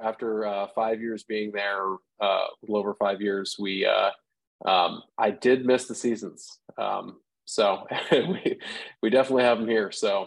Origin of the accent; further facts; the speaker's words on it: Bethesda, Maryland, United States; also born or lived in Santa Monica; now in Pittsburgh, United States; I was born in Bethesda, so right outside DC